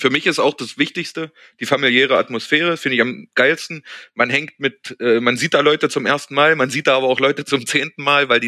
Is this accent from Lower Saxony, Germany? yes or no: no; Berlin, Germany; Als Berliner kann man das vielleicht vergleichen mit der Zukunft am Ostkreuz.